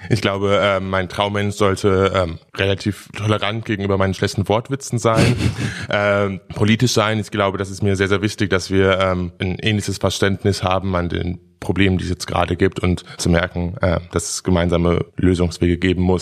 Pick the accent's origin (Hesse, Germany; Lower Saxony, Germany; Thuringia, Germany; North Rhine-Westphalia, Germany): North Rhine-Westphalia, Germany; Dortmund; now in Berlin, Germany; Im wunderschönen Dortmund.